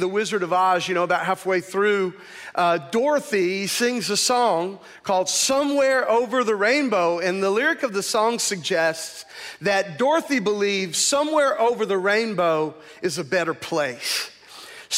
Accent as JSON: {"language": "English", "country": "United States", "tie": "born or raised there", "said": "I grew up in America as a white male"}